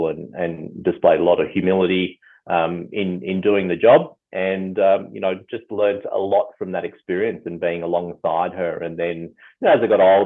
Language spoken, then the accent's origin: English; Mount Eliza, Victoria, Australia; I grew up on the Mornington Peninsula, grew up in Mount Eliza